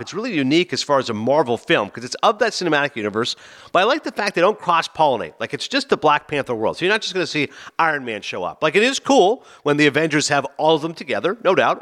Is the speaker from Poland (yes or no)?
no; Toronto, Ontario, Canada; moved away; my hometown of Toronto